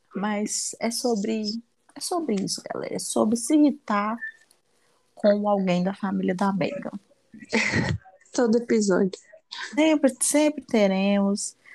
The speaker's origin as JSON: {"language": "Portuguese", "country": "Brazil", "said": "eu sou brasileira"}